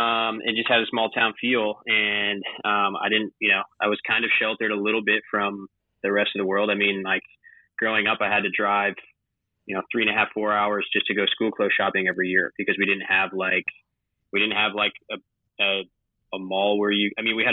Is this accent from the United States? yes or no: yes; Alpena, Michigan, United States; moved away; Alpena. A L P E N A.